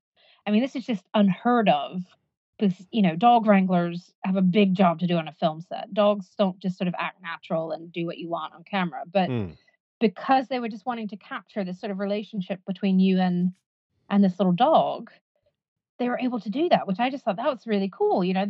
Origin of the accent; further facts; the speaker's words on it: United States; moved away; I grew up in America